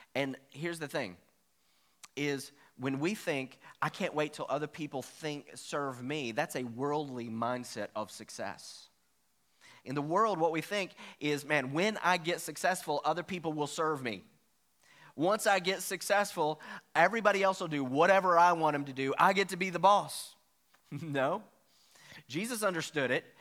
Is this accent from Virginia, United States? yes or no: yes; Virginia, United States; I'm from Virginia, so that's the way we used to talk